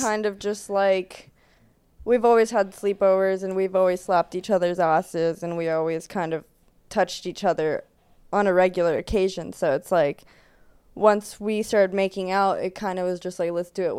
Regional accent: Burbank, California, United States; I'm from Burbank.

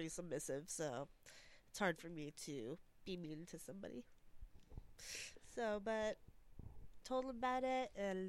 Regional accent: Los Angeles, California, United States; I'm actually born and raised in Los Angeles.

